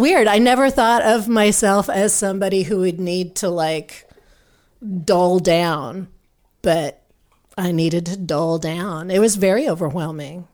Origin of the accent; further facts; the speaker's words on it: Manhattan, Kansas, United States; now in Austin, United States; I grew up in Manhattan, Kansas